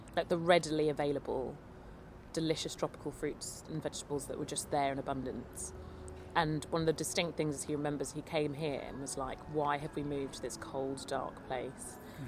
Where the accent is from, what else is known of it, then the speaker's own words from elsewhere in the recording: London, United Kingdom; born and bred in London